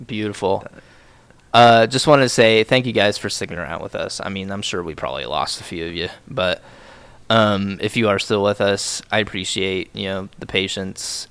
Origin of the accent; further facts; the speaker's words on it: United States; I'm fucking American